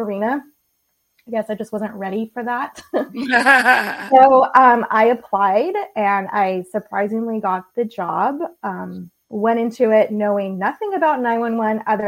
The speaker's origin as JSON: {"language": "English", "region": "California", "country": "United States", "tie": "born or raised there", "also_born_or_lived": "Southeast Georgia", "moved": "as an adult", "said": "I grew up in California, and when I was 21, had one of those, I don't really know what I want to do with my life moments. And so I moved to Southeast Georgia"}